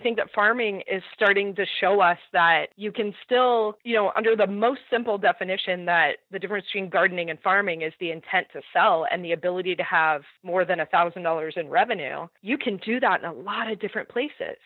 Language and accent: English; Southern California, United States